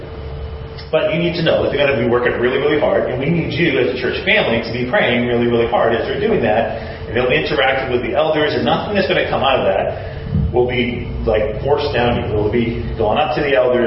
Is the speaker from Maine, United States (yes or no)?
yes; Maine, United States; moved away as an adult; also born or lived in Washington, D.C.; My mom and dad live in Maine. That's where I grew up. I'm from Maine